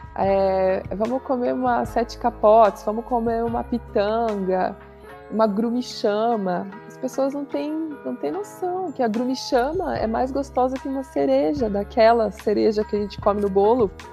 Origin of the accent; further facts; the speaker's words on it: São Bento do Sul, Santa Catarina, Brazil; moved away as an adult; also born or lived in Florianópolis; Eu nasci aqui em São Bento do Sul, onde nós estamos hoje